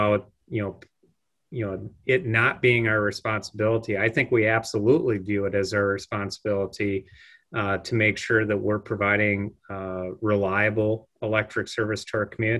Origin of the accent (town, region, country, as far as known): Le Sueur, Minnesota, United States; born or raised there; also born or lived in Rapid City, South Dakota / Pierre, South Dakota